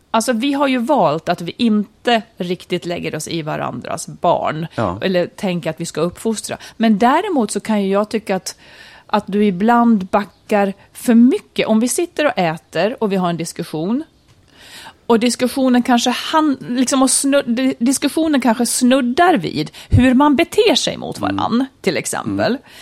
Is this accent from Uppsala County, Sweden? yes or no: no; Malung, Dalarna County, Sweden; I mitt kök när jag var liten i Malung i Idbäck